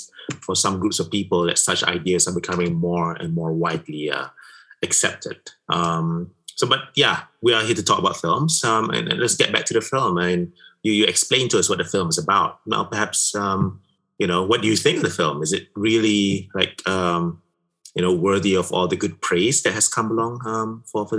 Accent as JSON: {"language": "English", "country": "Malaysia", "said": "me being a Malaysian"}